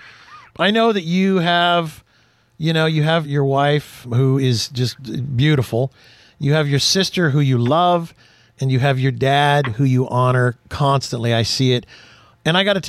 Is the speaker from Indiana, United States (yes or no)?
no; California, United States; moved away as an adult; also born or lived in Houston, Texas; now in Oregon, United States; I was born in Texas. I was born in Houston. We moved to California in the 60s